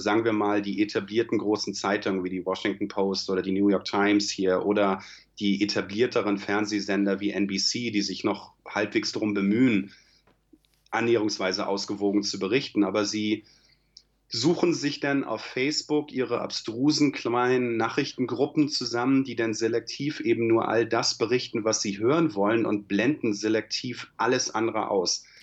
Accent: Germany; now in United States; Da ich ja nach wie vor deutscher Staatsbürger bin

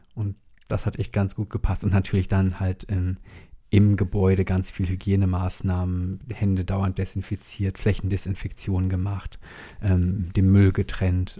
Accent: WDR area, North Rhine-Westphalia, Germany; moved away; ich bin ja im WDR-Land aufgewachsen

